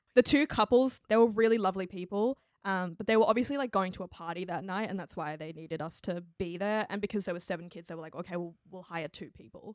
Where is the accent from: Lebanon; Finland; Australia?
Australia; my background is, I'm Chinese Australian